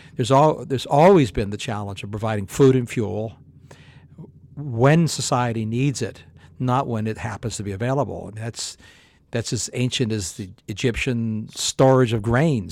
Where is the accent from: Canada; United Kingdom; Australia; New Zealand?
Canada; I grew up in Canada